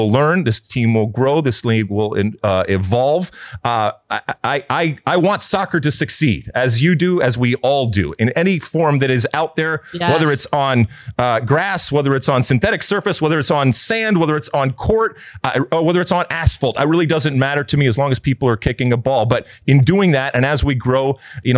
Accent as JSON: {"language": "English", "country": "United States", "said": "we are an interesting animal when it comes to who we are as American soccer people"}